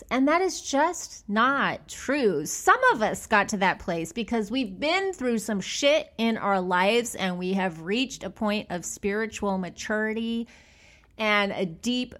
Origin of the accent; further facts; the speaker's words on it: Bakersfield, California, United States; now in Los Angeles, United States; I'm from Bakersfield.